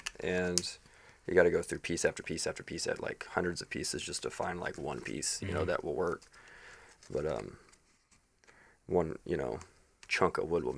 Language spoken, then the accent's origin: English; Indiana, United States; moved away as an adult; also born or lived in Colorado / West Coast; now in Nashville, United States; I've spent most of my adult life in Colorado, a little bit of the West Coast, but I was born and raised in Indiana.